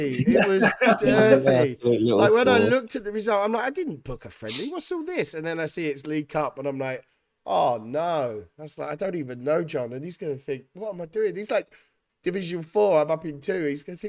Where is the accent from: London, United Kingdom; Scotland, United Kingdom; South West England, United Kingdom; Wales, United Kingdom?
Wales, United Kingdom; I'm a Welshman, innit?